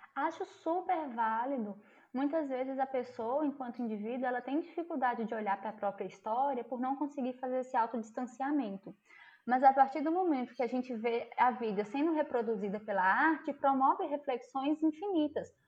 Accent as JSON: {"language": "Portuguese", "region": "interior of Minas Gerais", "country": "Brazil", "said": "eu sou do interior de Minas Gerais"}